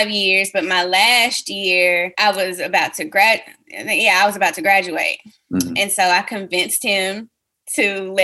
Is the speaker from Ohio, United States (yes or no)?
no; Huntsville, Alabama, United States; my hometown of Huntsville, Alabama